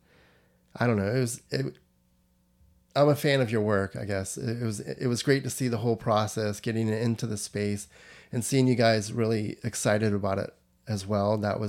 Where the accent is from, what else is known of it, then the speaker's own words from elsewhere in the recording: Florida, United States; I'm from Florida.